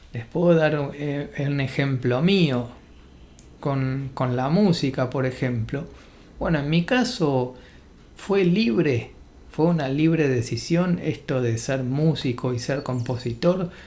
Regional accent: Argentina; nací en Argentina

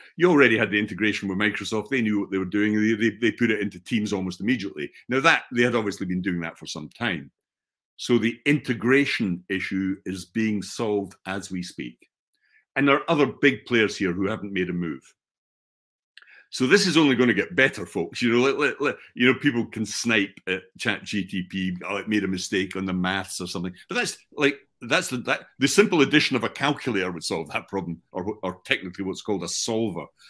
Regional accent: Scotland, United Kingdom; also born or lived in United States; I'm from Scotland

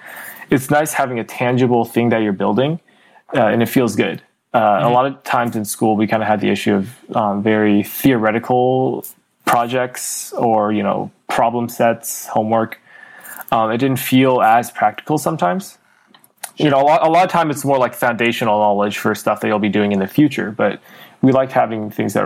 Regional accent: Bay Area, California, United States; also born or lived in China; I grew up in the Bay Area. I was born in China, but I moved to the Bay when I was really young, about 2.5

